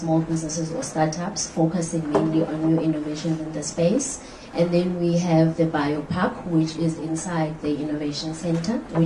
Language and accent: English; Western Cape, South Africa; I'm from the Western Cape.